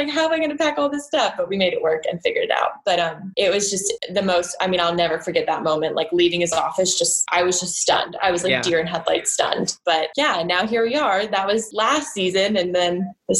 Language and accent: English; Atlanta, Georgia, United States; moved away as an adult; also born or lived in Jackson, Mississippi; now in Charlotte, United States; it was back in Atlanta, my hometown